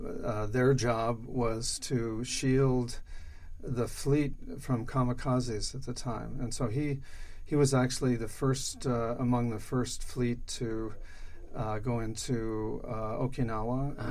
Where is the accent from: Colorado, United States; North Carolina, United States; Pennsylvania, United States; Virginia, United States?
Colorado, United States; Denver; In Denver.